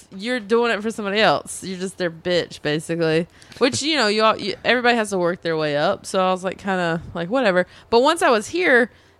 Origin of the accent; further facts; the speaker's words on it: North Carolina, United States; moved away as an adult; also born or lived in Spain; now in Los Angeles, United States; I'm from North Carolina, where everyone's friends.